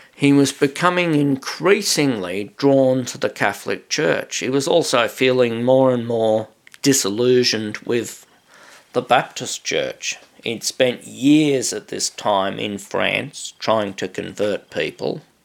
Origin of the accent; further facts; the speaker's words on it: Australia; I'm just an Australian